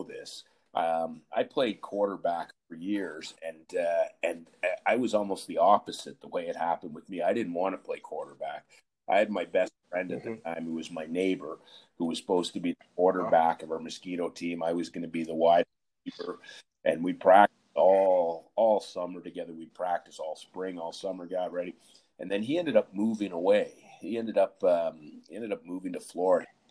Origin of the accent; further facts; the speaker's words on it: Ottawa, Ontario, Canada; also born or lived in Montreal; I'm originally from Montreal, but I grew up in Ottawa